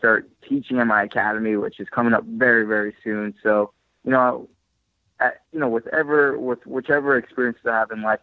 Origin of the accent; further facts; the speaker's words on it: New York, United States; moved away as an adult; also born or lived in California; I was, you know, born and raised in New York